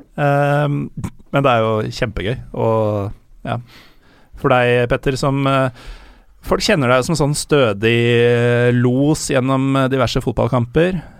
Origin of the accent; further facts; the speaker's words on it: Norway; jeg er fra Norge